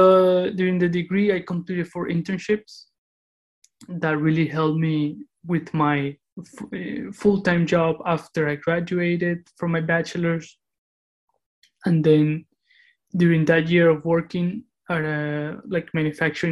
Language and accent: English; Cali, Valle del Cauca, Colombia; moved away; also born or lived in Moscow, Russia; I was raised in Cali, where I spent most of my childhood.